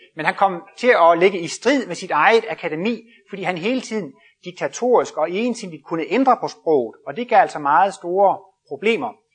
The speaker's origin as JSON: {"language": "Danish", "region": "Jutland", "country": "Denmark", "said": "Jeg kommer selv fra Jylland af"}